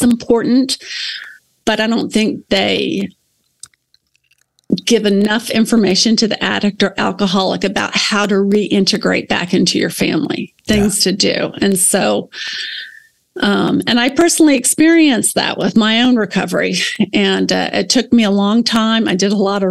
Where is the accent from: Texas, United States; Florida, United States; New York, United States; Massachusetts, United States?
Texas, United States; Houston; now in Alabama, United States; I grew up outside of Houston in a little suburb of Houston